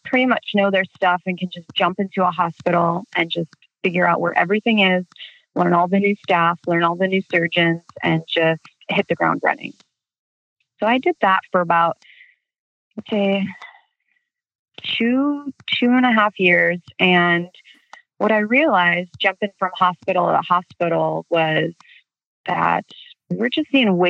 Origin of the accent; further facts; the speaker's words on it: Chicago, Illinois, United States; moved away as an adult; now in Southern California, United States; I'm originally from Chicago, and I now live in Southern California.